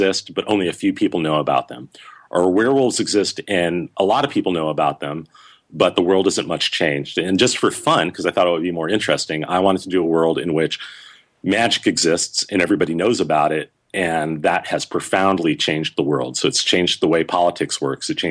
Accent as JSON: {"language": "English", "town": "Los Angeles", "region": "California", "country": "United States", "tie": "born or raised there", "moved": "as an adult", "said": "I grew up in Los Angeles. I lived there for the first 25 years of my life"}